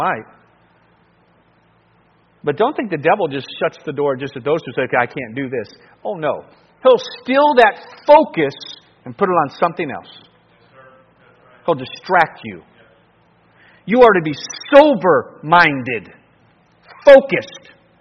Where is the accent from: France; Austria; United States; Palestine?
United States; Cleveland, Ohio; I grew up in Cleveland